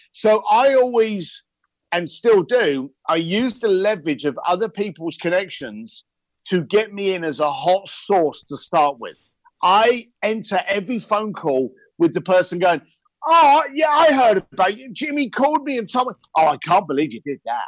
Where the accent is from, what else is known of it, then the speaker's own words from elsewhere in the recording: London, United Kingdom; moved away as an adult; also born or lived in Hong Kong; I'm a, I'm a bricklayer from East London.